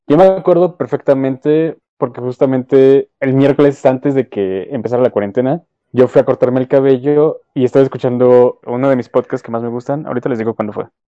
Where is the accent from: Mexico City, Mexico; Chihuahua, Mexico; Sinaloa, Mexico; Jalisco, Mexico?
Mexico City, Mexico; obviamente somos de la Ciudad de México